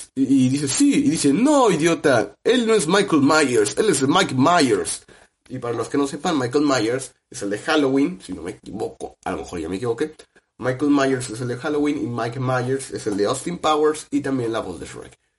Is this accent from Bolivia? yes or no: no; Mexico; uno como mexicano que creció con, con ping pong